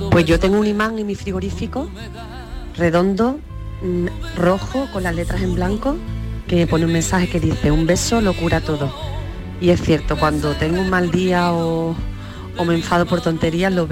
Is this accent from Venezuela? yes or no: no; Lucena, Andalusia, Spain; de Lucena, Córdoba.